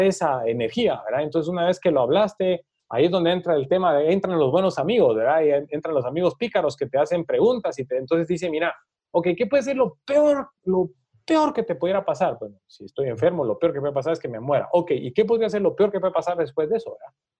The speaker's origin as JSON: {"language": "Spanish", "country": "Guatemala", "said": "para nosotros como guatemaltecos"}